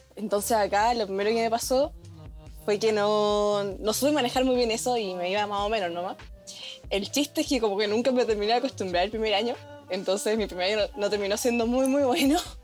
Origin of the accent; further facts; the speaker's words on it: Puerto Montt, Los Lagos, Chile; moved away as an adult; soy de Puerto Montt